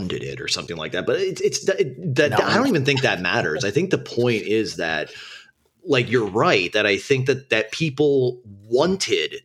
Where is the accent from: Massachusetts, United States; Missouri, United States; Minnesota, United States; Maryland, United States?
Minnesota, United States; Minneapolis; I was born and raised in Minneapolis during the, when it was the era where it was called Murderapolis